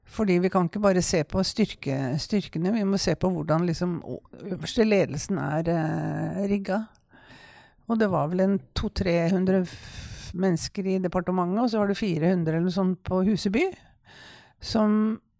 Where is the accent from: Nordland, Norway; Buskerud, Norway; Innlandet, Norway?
Buskerud, Norway; Kongsberg; jeg kom jo fra Kongsberg